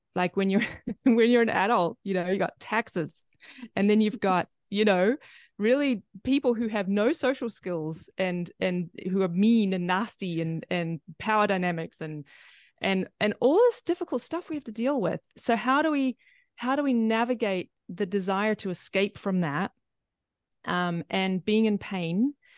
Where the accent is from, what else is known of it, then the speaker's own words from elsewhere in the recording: New Zealand; but I'm from New Zealand